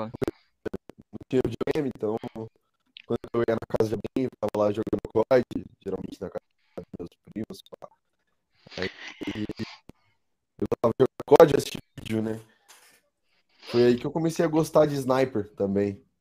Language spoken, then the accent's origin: Portuguese; São Paulo, Brazil; É, 21 anos. Eu sou de São Paulo, capital.